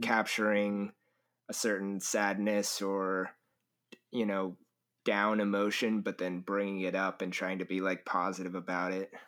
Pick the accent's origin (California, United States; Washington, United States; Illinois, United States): California, United States; I am from California